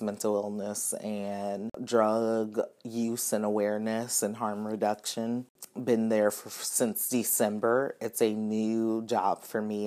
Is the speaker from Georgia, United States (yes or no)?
yes; Atlanta, Georgia, United States; moved away as an adult; now in Louisville, United States; I'm originally from Atlanta, Georgia